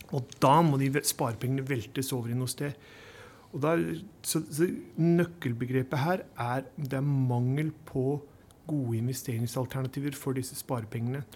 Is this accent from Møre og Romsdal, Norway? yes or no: no; Bærum, Akershus, Norway; Jeg er fra Snarøy-Bærum